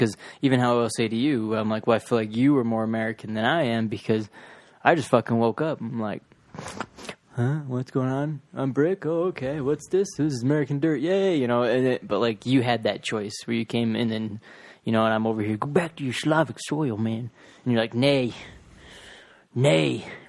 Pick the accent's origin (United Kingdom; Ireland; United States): Ireland; I'm fucking Irish.